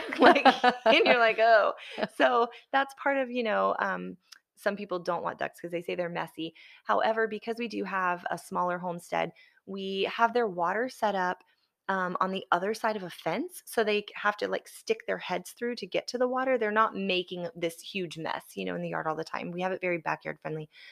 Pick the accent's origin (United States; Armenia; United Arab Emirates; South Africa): United States; the South; also born or lived in Alabama / Florida; I grew up in the South, I mean, I'm a F, Alabama, Florida girl